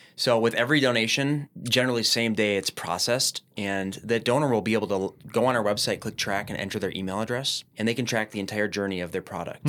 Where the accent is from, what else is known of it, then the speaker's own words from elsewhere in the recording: Minneapolis, Minnesota, United States; I'm from Minneapolis, born and raised